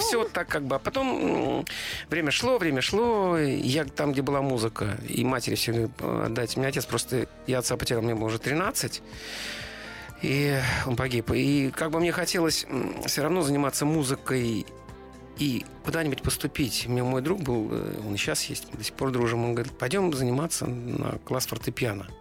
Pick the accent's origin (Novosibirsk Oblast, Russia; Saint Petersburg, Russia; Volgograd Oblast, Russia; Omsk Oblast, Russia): Saint Petersburg, Russia; now in Moscow Oblast, Russia; Я как бы питерский, но ленинградец все равно. Я вот вырос как-то, вот все мое сознание угу. сформировалось под городом, который назывался Ленинград.